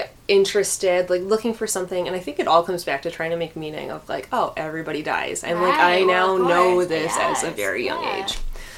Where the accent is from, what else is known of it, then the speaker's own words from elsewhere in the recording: Clarks Summit, Pennsylvania, United States; I think, well, and I also grew up in I grew up in Clark Summit, so mm-hmm. I had, like, friends who were very affluent.